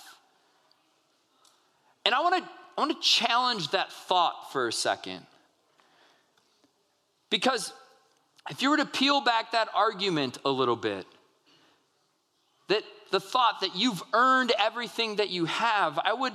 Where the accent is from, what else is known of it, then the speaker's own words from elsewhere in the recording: United States; we as American people